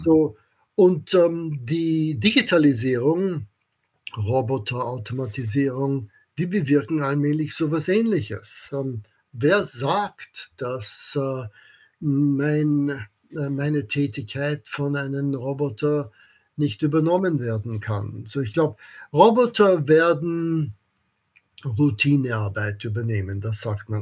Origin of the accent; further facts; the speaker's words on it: Vienna, Austria; German is a second language; moved away as an adult; also born or lived in Oxford, United Kingdom / Princeton, United States / Kiel, Germany; Ich bin ein Amerikaner, der in Wien in Österreich geboren wurde.